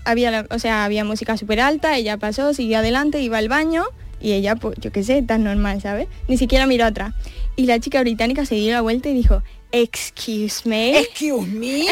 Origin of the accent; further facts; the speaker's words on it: Spain; Como española